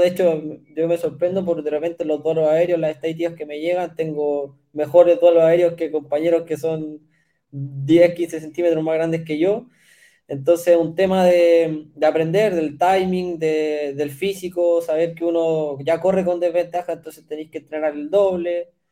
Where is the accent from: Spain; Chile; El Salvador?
Chile; also born or lived in Canada; yo fui seleccionado chileno de voleibol en su momento, cuando tenía 13